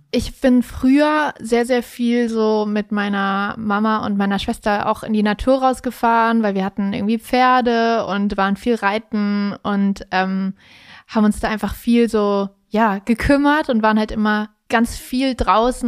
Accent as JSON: {"language": "German", "town": "Kassel", "region": "Hesse", "country": "Germany", "tie": "born or raised there"}